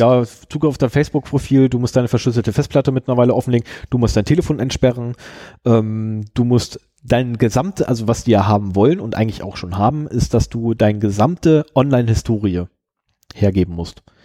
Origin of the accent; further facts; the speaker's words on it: Germany; ich komme aus Deutschland